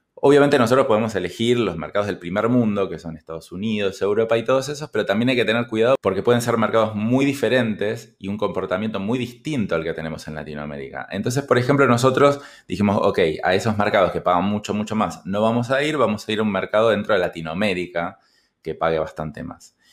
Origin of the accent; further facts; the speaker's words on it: Argentina; en mi país, Argentina